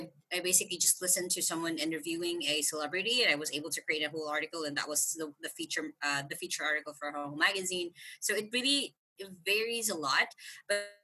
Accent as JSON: {"language": "English", "town": "Tacloban", "region": "Eastern Visayas", "country": "Philippines", "moved": "as an adult", "lives_now": "Cebu, Philippines", "said": "I'm originally from Tacloban City"}